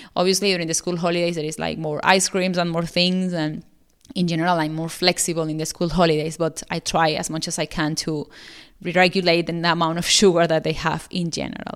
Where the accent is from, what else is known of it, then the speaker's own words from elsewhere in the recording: Venezuela; now in Australia; I'm living in Australia, but I'm originally from South America, from Venezuela.